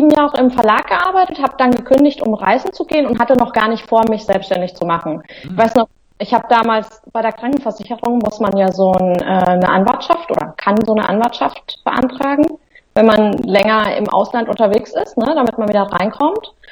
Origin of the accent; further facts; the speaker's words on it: Central Germany, Germany; now in Hamburg, Germany; Ich wohne seit zehn Jahren in Hamburg. Ich komme eigentlich aus, sag mal, Mitteldeutschland.